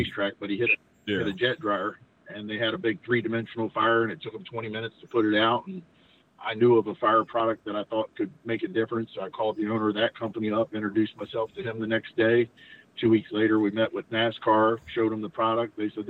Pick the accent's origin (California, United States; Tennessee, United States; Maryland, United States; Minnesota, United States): Maryland, United States; I'm originally from Maryland